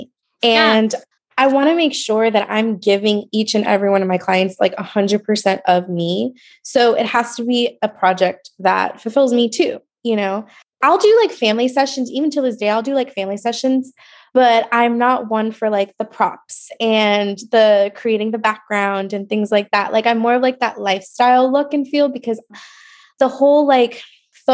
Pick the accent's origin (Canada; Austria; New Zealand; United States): United States; Port St. Lucie, Florida; also born or lived in New York; now in Oviedo, United States; I'm from Port St. Lucie, like originally New York, but then we moved to Port St. Lucie.